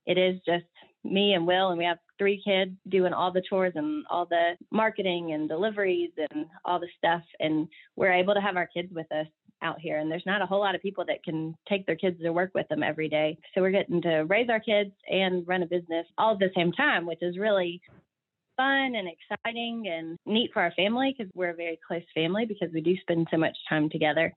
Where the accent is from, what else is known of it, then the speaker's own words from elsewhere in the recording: Knoxville, Tennessee, United States; I'm actually from Knoxville in the suburbs